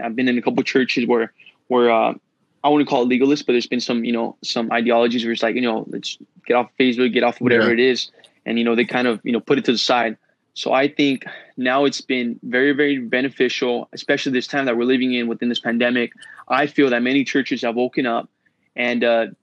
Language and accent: English; Los Angeles, California, United States; now in San Diego, United States; I was born in Los Angeles